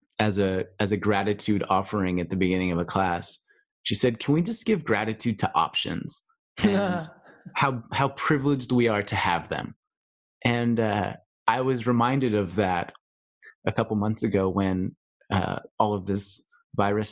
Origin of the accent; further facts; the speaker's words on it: United States; as an American